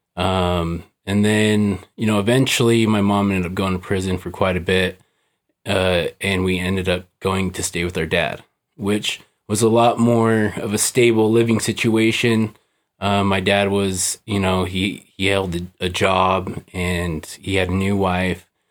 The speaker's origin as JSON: {"language": "English", "town": "Salt Lake City", "region": "Utah", "country": "United States", "tie": "born or raised there", "said": "I was born here in Salt Lake"}